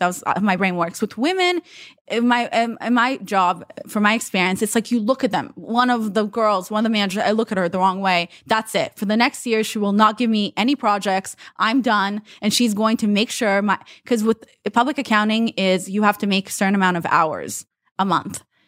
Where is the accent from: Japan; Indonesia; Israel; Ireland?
Israel; English is a second language; also born or lived in Russia; now in United States; I'm from Russia. I was raised in Israel, and then we won the green card lottery and moved to the U S.